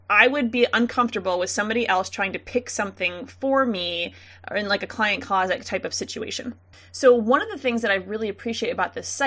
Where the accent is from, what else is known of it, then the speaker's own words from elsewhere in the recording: Missouri, United States; we're from Missouri.